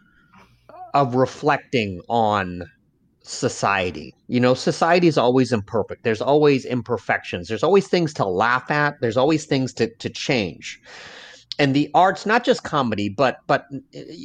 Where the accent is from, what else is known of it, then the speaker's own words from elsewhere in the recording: United States; first language Lao; also born or lived in Laos / Northeast US; now in New Orleans, United States; I'm an American. I grew up in America. I'm Laotian, but I'm an American